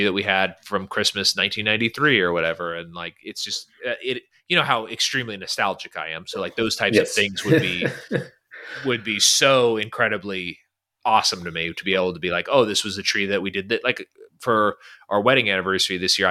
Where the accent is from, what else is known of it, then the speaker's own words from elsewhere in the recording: Northern California, United States; now in Virginia, United States; where we grew up in California